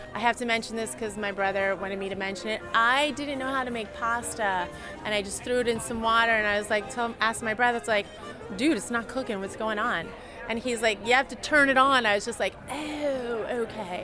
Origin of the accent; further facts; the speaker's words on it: Philadelphia, Pennsylvania, United States; I grew up in Philly